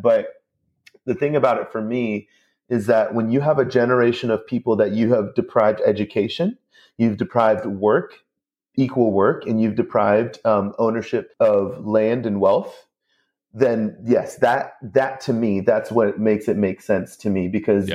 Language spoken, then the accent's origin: English; Mount Pleasant, South Carolina, United States; more upper class part of Mount Pleasant, my hometown